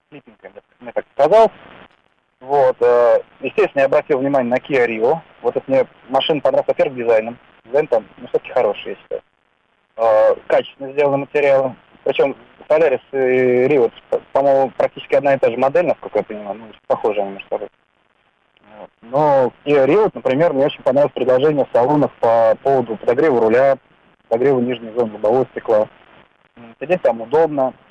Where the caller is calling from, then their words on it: Moscow, Russia; Здравствуйте, я из Москвы.